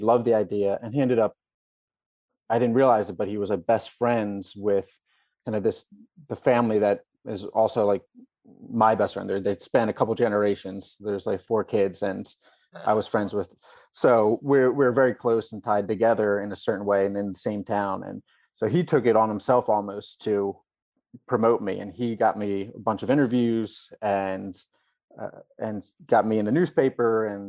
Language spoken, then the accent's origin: English; United States; And luckily, as an American, you have a very strong passport, so you have a lot of options.